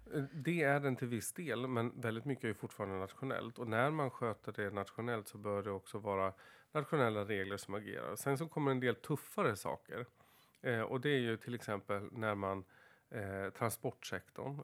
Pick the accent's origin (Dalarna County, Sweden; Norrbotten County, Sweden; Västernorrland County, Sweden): Dalarna County, Sweden; Floda